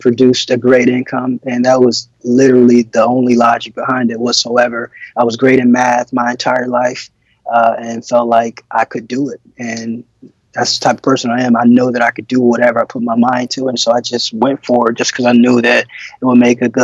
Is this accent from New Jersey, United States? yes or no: no; Detroit, Michigan, United States; I'm originally from Detroit, Michigan.